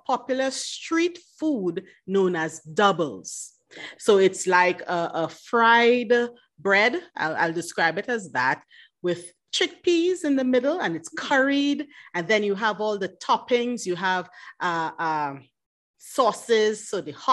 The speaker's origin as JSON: {"language": "English", "country": "Trinidad & Tobago", "said": "I am from beautiful Trinidad and Tobago"}